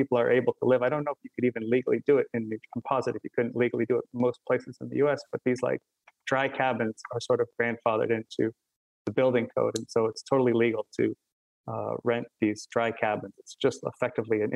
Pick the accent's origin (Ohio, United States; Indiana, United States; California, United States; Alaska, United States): Alaska, United States; Fairbanks; now in Asbury Park, United States; growing up in Alaska